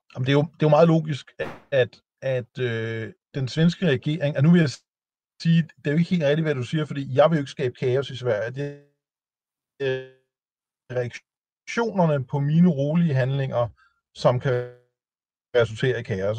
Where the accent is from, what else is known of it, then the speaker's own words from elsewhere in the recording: Denmark; jeg er jo dansker